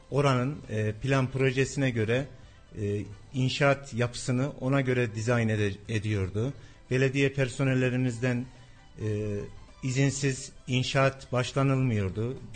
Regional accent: Tomarza, Kayseri Province, Turkey; also born or lived in Talas; aslen Talas Sosun köylüsü köyünden e, Tomarza doğuma büyüme 1977 doğumlu evli dört çocuk babası

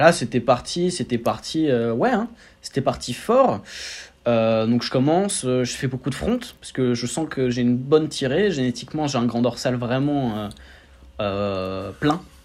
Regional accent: Roissy-en-Brie, Seine-et-Marne, Île-de-France, France; je viens de région parisienne 77, Roissy-Ponto représente

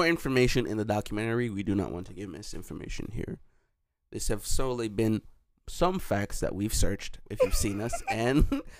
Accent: Jamaica; We're Jamaican, so you know how we give it up.

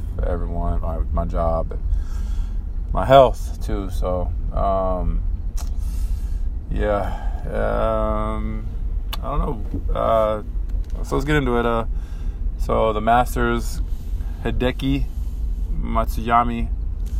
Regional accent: San Diego, California, United States; we're from San Diego, California

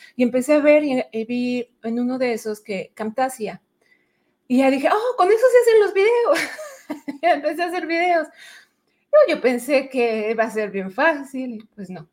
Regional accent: Mexico City, Mexico; moved away as an adult; now in Edmonton, Canada; yo soy originaria de la Ciudad de México, a ah, Chilanga

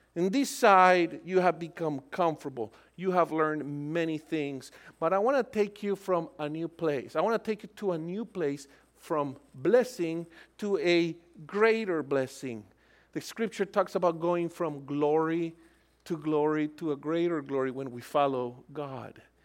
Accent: Colombia; moved away; I'm originally from Colombia.

